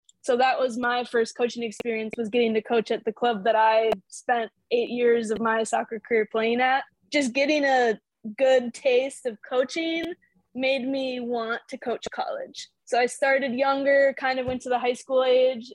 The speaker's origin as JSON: {"language": "English", "town": "Burnsville", "region": "Minnesota", "country": "United States", "tie": "born or raised there", "moved": "as an adult", "lives_now": "Frostburg, United States", "said": "I actually grew up right in the Twin Cities in Burnsville, a smaller suburb south of Minneapolis"}